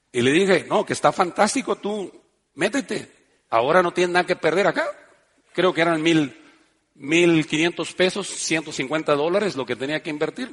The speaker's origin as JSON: {"language": "Spanish", "country": "Mexico", "tie": "born or raised there", "also_born_or_lived": "Spain", "moved": "yes", "said": "yo quería volver a mi ciudad, a mi pueblo"}